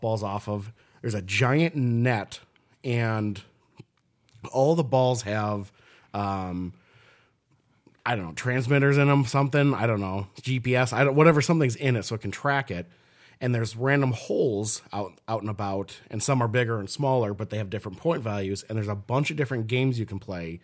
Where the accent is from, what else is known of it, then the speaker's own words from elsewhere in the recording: Minnesota, United States; I was born in Minnesota